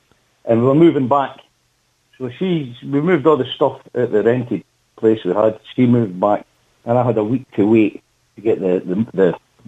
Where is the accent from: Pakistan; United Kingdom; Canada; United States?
United Kingdom; Bannockburn, Scotland; moved away; I was born in Bannockburn in Scotland, Stirling.